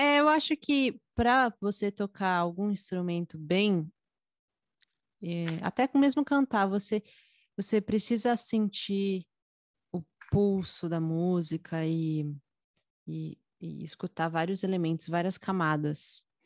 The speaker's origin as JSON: {"language": "Portuguese", "region": "São Paulo", "country": "Brazil", "said": "eu tenho 24 anos, sou de São Paulo."}